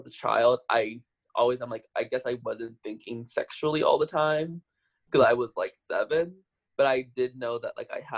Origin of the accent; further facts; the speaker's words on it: Omaha, Nebraska, United States; moved away as an adult; also born or lived in New York; born and raised there